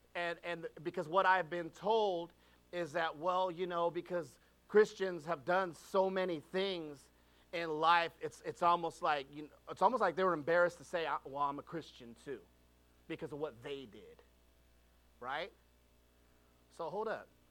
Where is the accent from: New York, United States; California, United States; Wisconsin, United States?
California, United States; I was born and raised in California